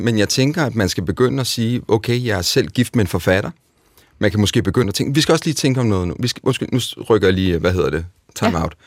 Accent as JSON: {"language": "Danish", "country": "Denmark", "said": "Her hjemme i Danmark"}